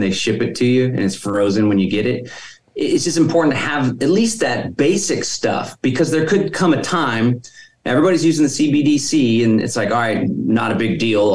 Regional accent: Austin, Texas, United States; I was born and raised in Austin

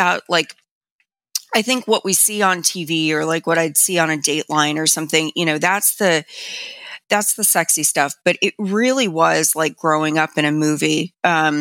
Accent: Miami, Florida, United States; I grew up in Miami

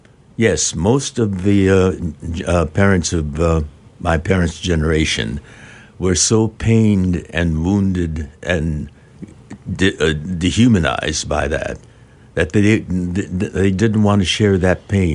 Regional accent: California, United States; It was an exotic land, Arkansas. We're from Southern California.

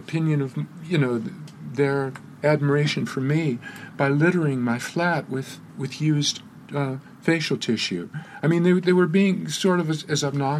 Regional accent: United States; moved away; also born or lived in London; I'm an American boy

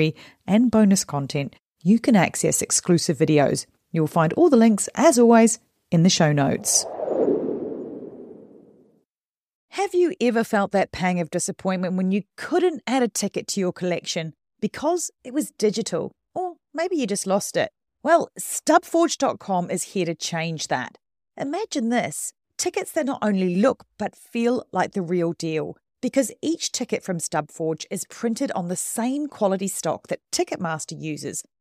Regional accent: New Zealand; I am a Kiwi.

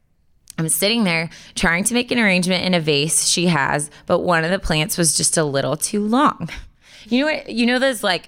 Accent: California, United States; I said you all because I grew up in California.

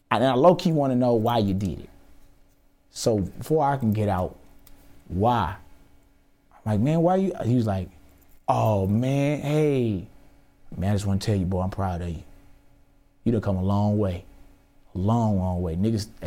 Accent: Houston, Texas, United States; Yeah, I'm from Houston.

